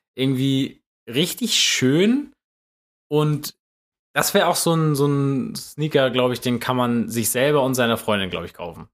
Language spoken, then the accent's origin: German; Germany; als, als Deutscher